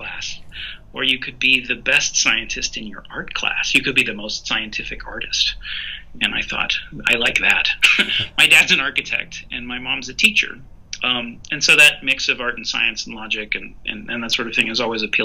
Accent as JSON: {"language": "English", "town": "Montreal", "region": "Quebec", "country": "Canada", "tie": "born or raised there", "said": "I grew up in Montreal, Canada."}